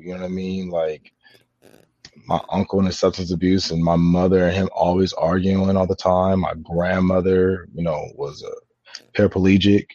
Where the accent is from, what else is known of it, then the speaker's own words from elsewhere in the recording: San Diego, California, United States; now in Los Angeles, United States; I'm born and raised in San Diego